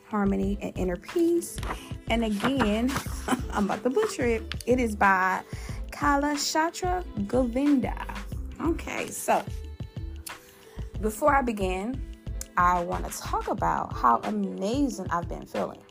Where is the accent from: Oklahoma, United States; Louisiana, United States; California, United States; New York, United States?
Louisiana, United States; my home state, that boot state, that who that state, you know, the state with the best gumbo and Mardi Gras, you know, that partying state. Y'all know what it is, Louisiana